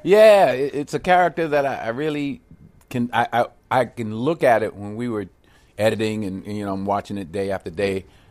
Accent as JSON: {"language": "English", "town": "Mount Vernon", "region": "New York", "country": "United States", "tie": "born or raised there", "moved": "yes", "said": "born and raised in Mount Vernon"}